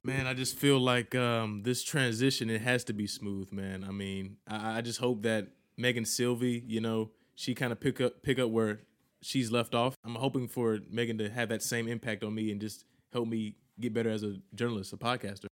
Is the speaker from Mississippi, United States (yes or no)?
yes; Mississippi, United States; I'm from Mississippi, that's the South